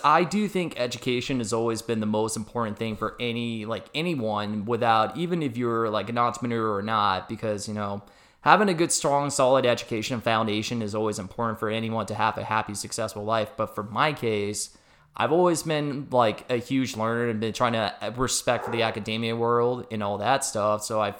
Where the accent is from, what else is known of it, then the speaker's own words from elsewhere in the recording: Scottsdale, Arizona, United States; I was a Scottsdale native. I was born and raised in Arizona before, you know, the whole expansion thing kind of happened back in the late 90s.